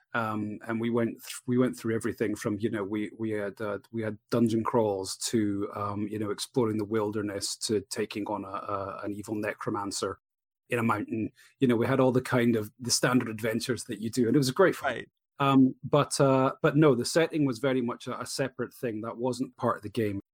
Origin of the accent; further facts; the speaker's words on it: Edinburgh, Scotland, United Kingdom; Edinburgh, my hometown